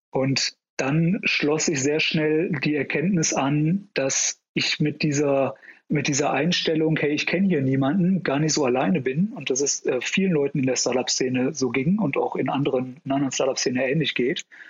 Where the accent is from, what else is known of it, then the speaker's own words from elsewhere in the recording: Ruhr area, North Rhine-Westphalia, Germany; moved away as an adult; now in Munich, Germany; ich komm ursprünglich aus dem Ruhrgebiet